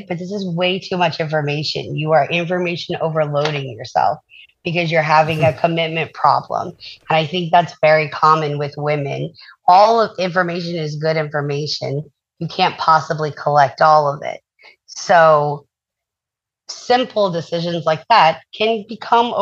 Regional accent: the South, United States; I'm from the South, so yes, sir, yes, ma'am, that's very common down here

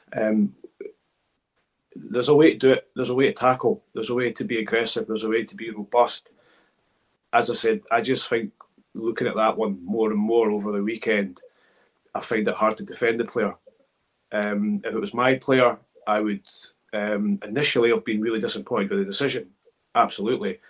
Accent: Scotland, United Kingdom; I grew up in Scotland

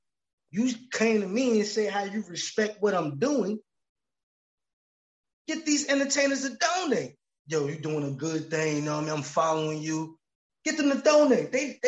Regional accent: East Coast, United States; now in Los Angeles, United States; I'm from the East Coast, man. And I got ties all throughout here in LA.

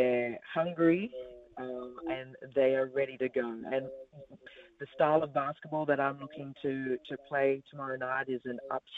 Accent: Australia; moved away as an adult; now in New Zealand; growing up in Australia

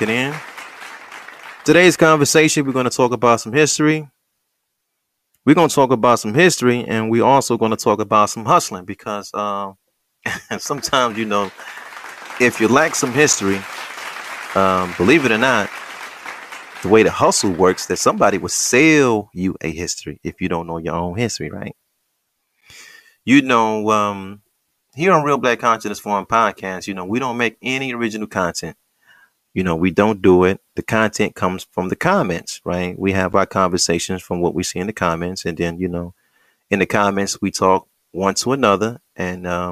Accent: United States; we're American Negroes

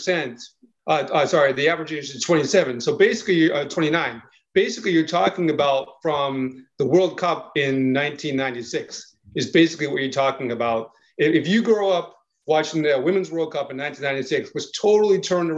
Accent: Boston, Massachusetts, United States; now in Charlotte, United States; I grew up in the Metro Boston area.

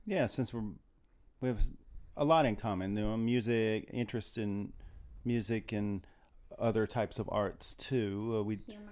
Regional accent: Terre Haute, Indiana, United States; moved away as an adult; also born or lived in Bloomington, Indiana / Hoboken, New Jersey / New York City; I'm from Indiana. I'm from t- the area of Terre Haute, Indiana

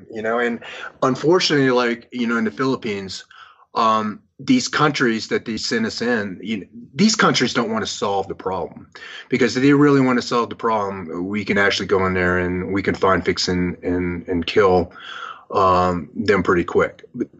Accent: Vietnam; born there; moved away; you know, I was born in Vietnam. My family was gunned down on the streets of Saigon after the fall of South Vietnam, and you know, I barely escaped my life

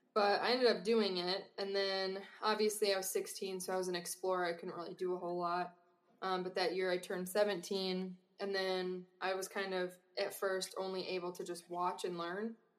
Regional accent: Wisconsin, United States; moved away as an adult; growing up in Wisconsin

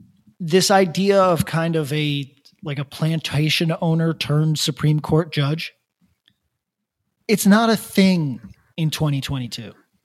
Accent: California, United States; I'm from California. I came over here to act on those thoughts.

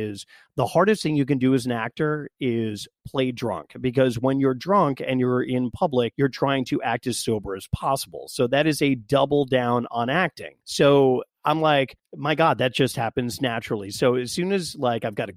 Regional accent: West Virginia, United States; born and raised in West Virginia

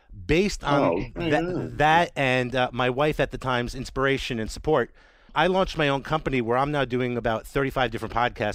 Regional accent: Teaneck, New Jersey, United States; I'm another New Jersey guy. I grew up in Teaneck.

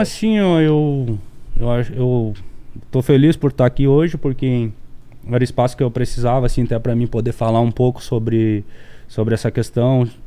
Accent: Santa Maria, Rio Grande do Sul, Brazil; moved away; eu nasci em Santa Maria, então as pessoas que são nativas de lá, a maioria se conhece

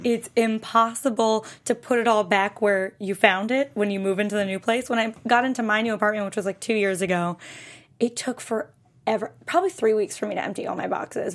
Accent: Western Massachusetts, United States; I'm from Western Mass.

